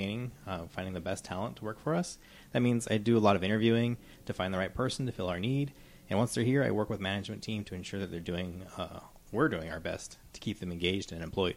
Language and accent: English; Clatskanie, Oregon, United States; moved away as an adult; also born or lived in Portland, Oregon / California / Hawaii; So I grew up in Klatskanai. I graduated from Klatskanai High School